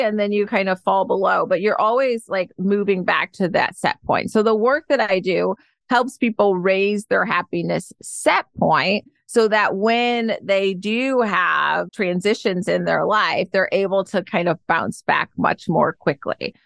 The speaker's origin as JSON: {"language": "English", "town": "Detroit", "region": "Michigan", "country": "United States", "tie": "born or raised there", "also_born_or_lived": "Ann Arbor, Michigan / Georgia", "moved": "as an adult", "lives_now": "San Francisco, United States", "said": "I was born and raised in Detroit, Michigan"}